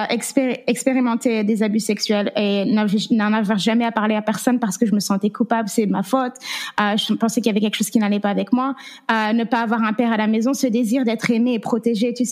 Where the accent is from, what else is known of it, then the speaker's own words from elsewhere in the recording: France; also born or lived in Las Vegas / California; now in Oklahoma, United States; je suis française. J'ai grandi en France. ça fait neuf ans que je suis aux États-Unis